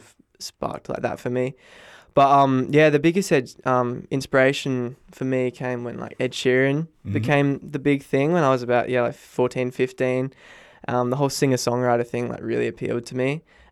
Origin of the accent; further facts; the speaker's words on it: Bunbury, Western Australia, Australia; I'm from Bunbury. I did a bit of singing in primary school